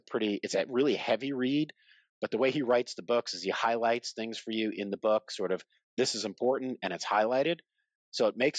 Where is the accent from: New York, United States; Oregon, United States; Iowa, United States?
New York, United States; Long Island; I'm from Long Island